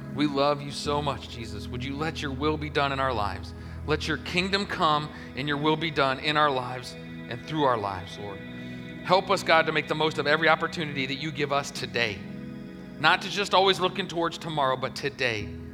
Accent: Ohio, United States; moved away as an adult; also born or lived in Denver; now in Augusta, United States; I was from Ohio

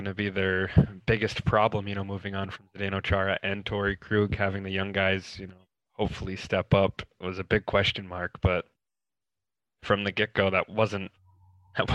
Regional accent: New York, United States; Growing up in New York, I was always a Yankees fan

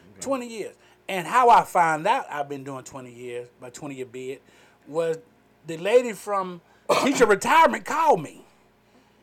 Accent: Carrollton, Georgia, United States; also born or lived in Tallapoosa, Georgia; I'm from West Georgia, Carrollton

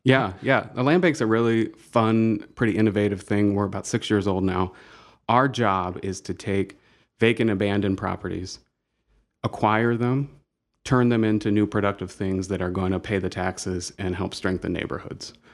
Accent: Dayton, Ohio, United States; moved away as an adult; now in Toledo, United States; I grew up in Dayton and was there until undergrad

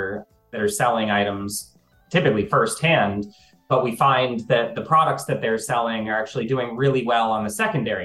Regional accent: D.C., District of Columbia, United States; when I was growing up outside of Washington, D.C.

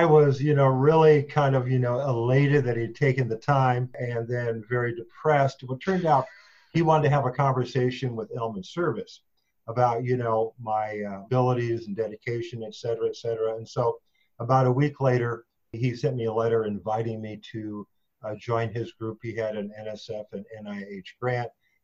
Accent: California, United States; also born or lived in Los Angeles; now in Nebraska, United States; I was born in Los Angeles and grew up in California

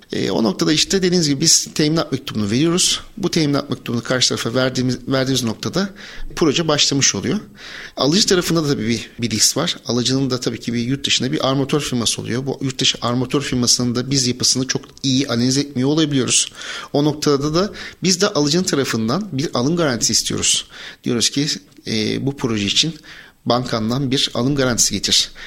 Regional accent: Bandırma, Balıkesir, Turkey; moved away as an adult; 1983 Bandırma doğumluyum. Üniversite yılına kadar Bandırma'da ikamet ettim.

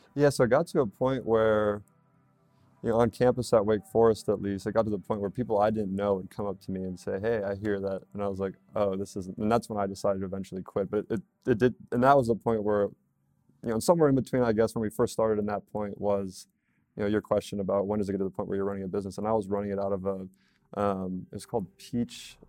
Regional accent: Red Wing, Minnesota, United States; moved away as an adult; also born or lived in North Carolina; I'm from Red Wing, Minnesota originally

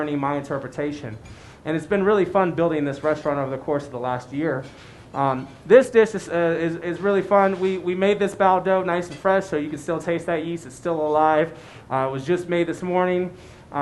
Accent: San Francisco, California, United States; now in Colorado Springs, United States; I grew up in San Francisco. I grew up in the Bay Area

